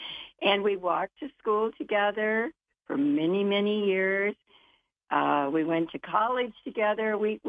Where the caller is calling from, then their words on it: Naples, Florida, United States; Well, I'm calling from Florida right now. We're in Naples, Florida for the winter.